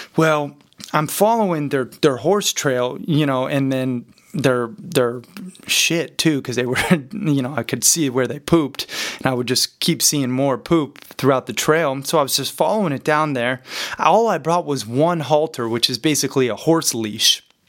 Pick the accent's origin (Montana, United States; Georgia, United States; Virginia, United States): Montana, United States; growing up in Montana